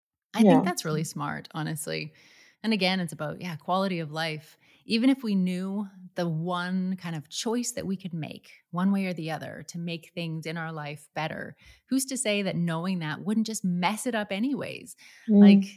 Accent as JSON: {"language": "English", "country": "Canada", "moved": "yes", "lives_now": "England, United Kingdom", "said": "when I moved from Canada to England"}